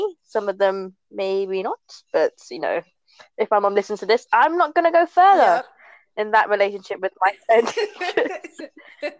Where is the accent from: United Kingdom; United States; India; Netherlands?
United Kingdom; London; I'm British. I'm from London